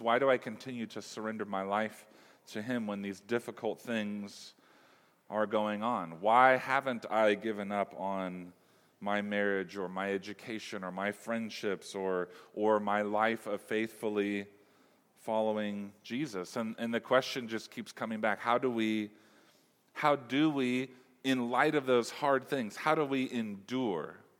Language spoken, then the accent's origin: English; Humboldt, California, United States; I'm from Humboldt